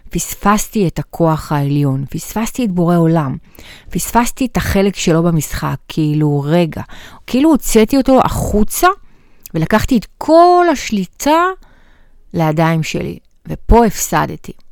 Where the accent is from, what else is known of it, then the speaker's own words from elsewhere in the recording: Bat Yam, Tel Aviv District, Israel; now in Gan Yavne, Israel; עכשיו, אני לא מיבנה, לא מכירה את יבנה, אני גרה בגן יבנה, גדלתי בבת ים, הייתי בבאר שבע.